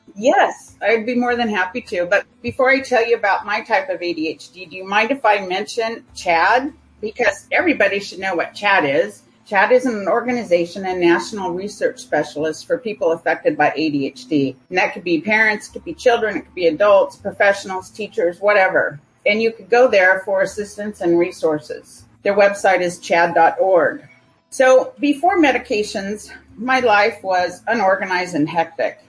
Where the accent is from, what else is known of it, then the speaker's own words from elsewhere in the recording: California, United States; moved away as an adult; also born or lived in United States Virgin Islands; now in Phoenix, United States; I primarily grew up in California. However, my years between eight and about 12, I grew up in the United States Virgin Islands